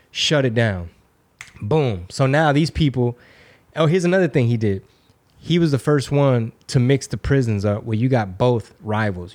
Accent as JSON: {"language": "English", "country": "United States", "tie": "born or raised there", "said": "I was born in America"}